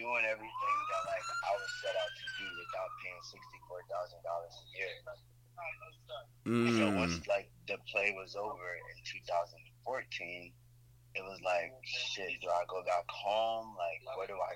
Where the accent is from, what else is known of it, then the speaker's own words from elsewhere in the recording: Florida, United States; moved away as an adult; now in New York City, United States; I'm from Florida.